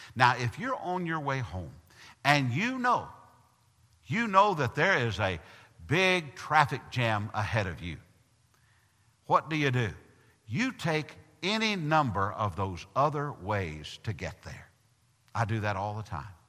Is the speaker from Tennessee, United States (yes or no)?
yes; Tennessee, United States; moved away; I'm from Tennessee